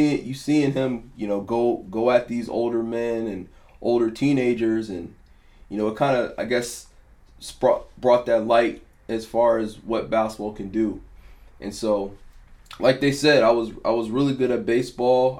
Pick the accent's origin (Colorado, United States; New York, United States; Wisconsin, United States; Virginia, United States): Virginia, United States; Herndon; also born or lived in Centreville, Virginia; once we moved from Centerville to Herndon, I was in the fourth grade